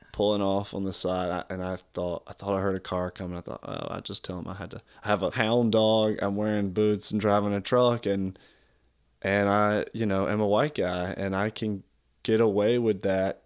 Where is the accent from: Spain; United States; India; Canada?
United States; South Georgia; moved away; where I was born in South Georgia